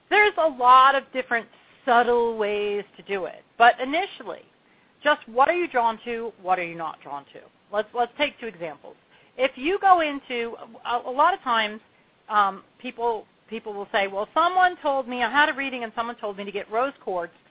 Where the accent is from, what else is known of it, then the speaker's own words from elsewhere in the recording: Long Beach Island, New Jersey, United States; now in Asheville, United States; I grew up on Long Beach Island.